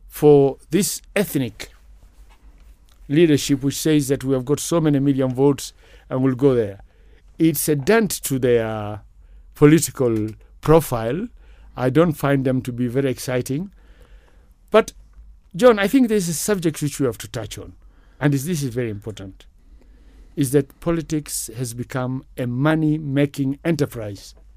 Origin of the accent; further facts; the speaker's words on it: Kakamega, Kakamega County, Kenya; moved away; also born or lived in Kaimosi / London, United Kingdom; I was raised by my grandmother, who was in Kakamega, Boma Yawa, Somali